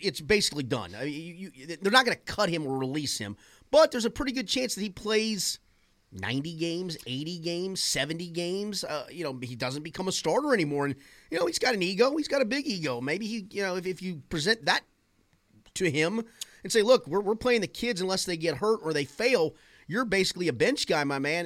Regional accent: Kentucky, United States; growing up in Kentucky's

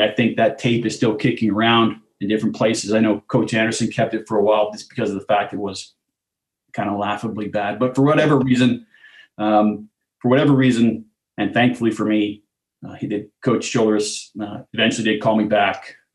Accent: outside of Ottawa, Ontario, Canada; moved away as an adult; also born or lived in Nebraska; now in Toronto, Canada; I grew up outside of Ottawa, which is a little bit outside of baseball country in Canada

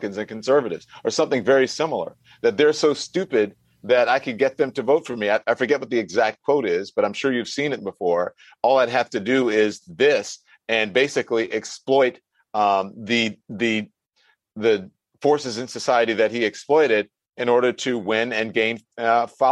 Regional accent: Louisiana, United States; I grew up in Louisiana.

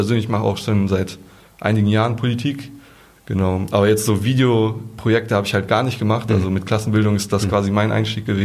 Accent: North Rhine-Westphalia, Germany; Genau, eigentlich kommen wir aus NRW, aber für die Demo sind wir halt äh, hier angereist, genau.

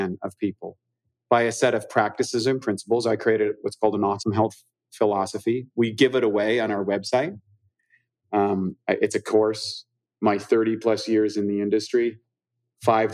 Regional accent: New Brunswick, Canada; moved away; also born or lived in Vancouver; grew up literally on the opposite sides of the river in New Brunswick. He grew up in the French area. I grew up in the English area

